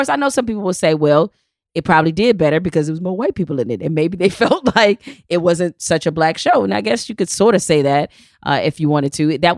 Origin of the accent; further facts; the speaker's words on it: Detroit, Michigan, United States; Because I'm from Detroit